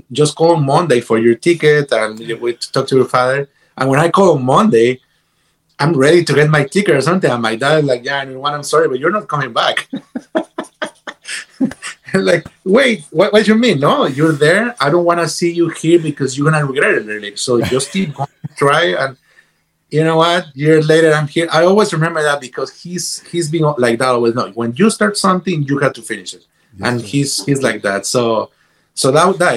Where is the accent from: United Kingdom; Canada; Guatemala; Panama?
Guatemala; moved away as an adult; also born or lived in Boston / Los Angeles; I came from Guatemala to Boston